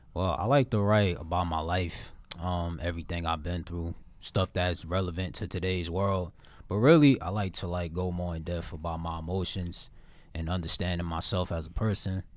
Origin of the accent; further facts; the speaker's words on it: Newark, New Jersey, United States; I'm a poet from the Bridge City, nine seven three, Newark, New Jersey